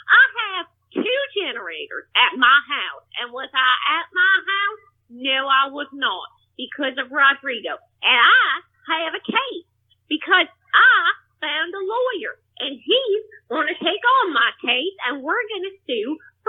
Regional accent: Plano, Texas, United States; I'm calling from, well, I'm from Plano, Texas, but I'm calling from some tailhole between Plano and Galveston.

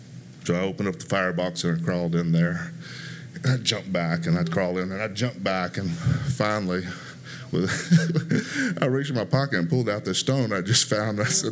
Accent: Memphis, Tennessee, United States; born there; But I was born in Memphis, Tennessee.

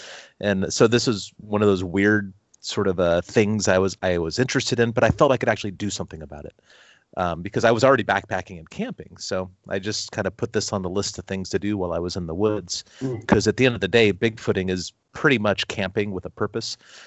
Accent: Long Beach, California, United States; I grew up in Long Beach, California

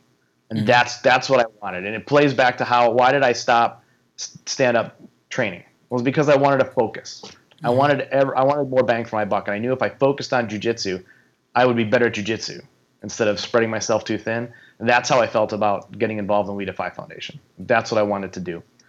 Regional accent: Minnesota, United States; Like, well, I don't know her, but I know of her. I'm from Minnesota.

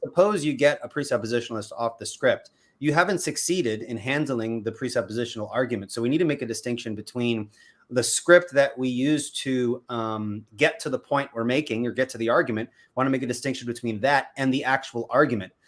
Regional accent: Patchogue, New York, United States; now in North Carolina, United States; I was born and raised on Long Island, New York. I grew up in a little town called Patchogue

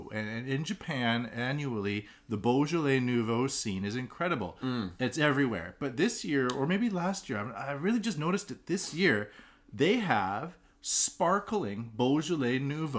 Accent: Pacific Northwest, Canadian side, British Columbia, Canada; I'm from the Pacific Northwest on the Canadian side

